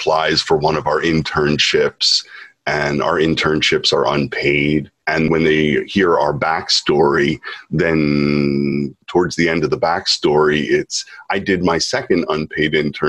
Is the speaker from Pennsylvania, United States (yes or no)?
yes; Philadelphia, Pennsylvania, United States; born or raised there; now in Japan